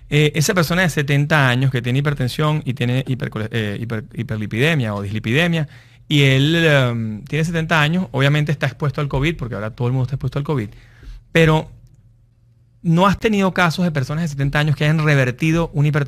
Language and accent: Spanish; Venezuela; Nosotros que somos venezolanos, nosotros vivíamos 18 años con problemas de luz, con problemas de agua